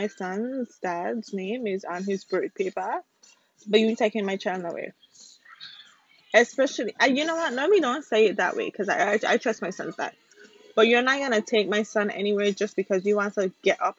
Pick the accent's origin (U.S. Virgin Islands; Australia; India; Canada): U.S. Virgin Islands; St. Croix; moved away; I am from the Virgin Islands. I'm from St. Croix.